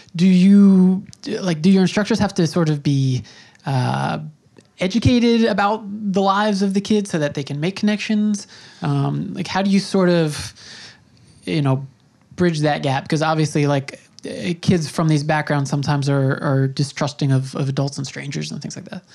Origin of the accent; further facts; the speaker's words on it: Long Island, New York, United States; I grew up on Long Island and, um, you know, that's where I spent my youth